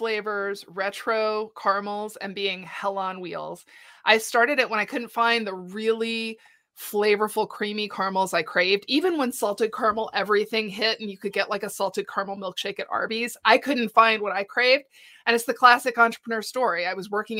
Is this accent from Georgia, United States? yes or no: no; Houston, Texas, United States; moved away as an adult; also born or lived in New York City; now in Colorado, United States; I grew up in Texas. Instead of San Antonio, I was in Houston